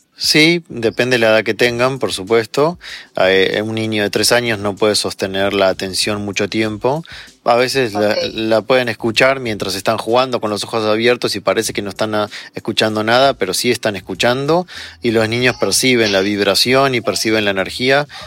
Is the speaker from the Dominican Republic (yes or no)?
no; Argentina; moved away as an adult; also born or lived in Chile; now in Mexico; nací en Argentina, luego viví un año en Chile y de ahí nos vinimos a México con mi esposa y mi hijo